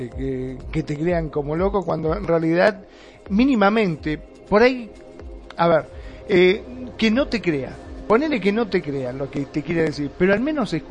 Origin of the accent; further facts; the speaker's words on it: Mar del Plata, Buenos Aires Province, Argentina; vos sos de Misiones, yo soy Mar de Plata, Toti, también somos todos argentinos